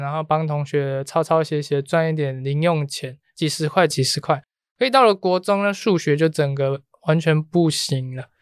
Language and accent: Chinese; Taiwan; 我们台湾的学生